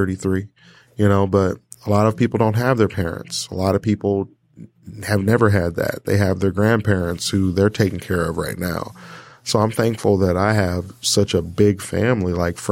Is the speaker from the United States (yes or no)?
yes; Portage, Michigan, United States; also born or lived in Kalamazoo, Michigan; I grew up in Kalamazoo, Michigan